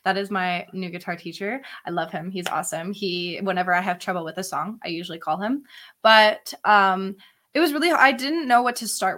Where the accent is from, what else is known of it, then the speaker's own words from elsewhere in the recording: Barrie, Ontario, Canada; I'm from Barrie